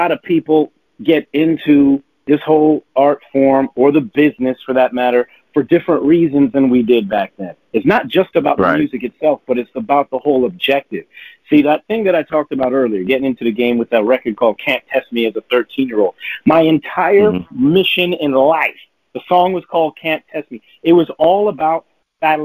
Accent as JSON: {"language": "English", "town": "Toronto", "region": "Ontario", "country": "Canada", "said": "we're from Toronto, but it's also in Canada."}